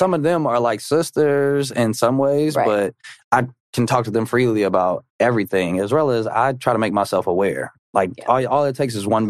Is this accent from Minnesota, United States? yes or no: yes; Minnesota, United States; also born or lived in Atlanta, Georgia; I'm from Atlanta, and then you put me in Minnesota